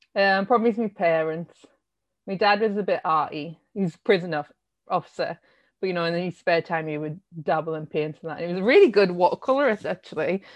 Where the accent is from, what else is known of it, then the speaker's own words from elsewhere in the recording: Sunderland, North East England, United Kingdom; also born or lived in Shiney Row / Roker; I come from Sunderland, born and raised, and I came, I used to live in a tiny, tiny little village, uh, called Shiny Row